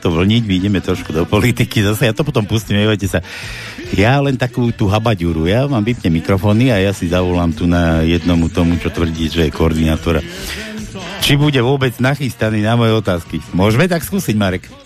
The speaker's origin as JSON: {"language": "Slovak", "country": "Slovakia", "said": "ja som z Bystrice. Ja som z Bystrice."}